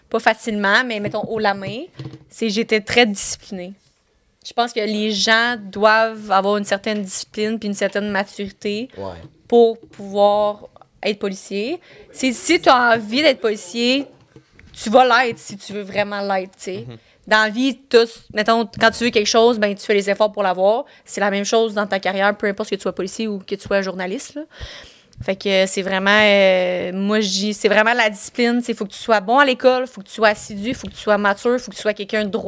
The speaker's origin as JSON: {"language": "French", "town": "Saint-Jérôme", "region": "Quebec", "country": "Canada", "tie": "born or raised there", "said": "j'ai grandi à Saint-Jérôme"}